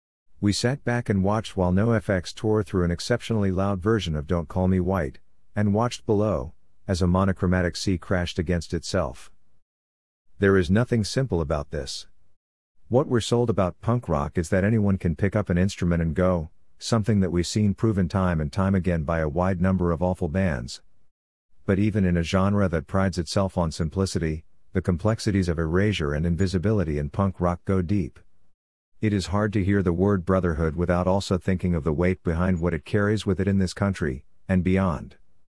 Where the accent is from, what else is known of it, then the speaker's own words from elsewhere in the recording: Columbus, Ohio, United States; one of the many venues that I fell in and out of love with in my hometown of Columbus, Ohio.